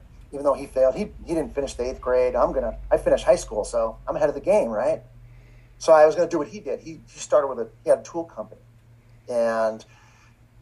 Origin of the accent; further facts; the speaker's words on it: Los Angeles, California, United States; I grew up in Encino, wealthy neighborhood, but we were the poorest family